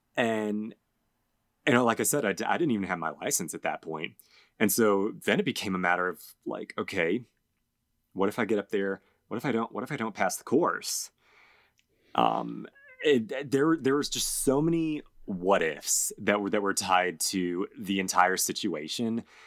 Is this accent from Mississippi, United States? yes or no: no; Georgia, United States; we, we grew up in Georgia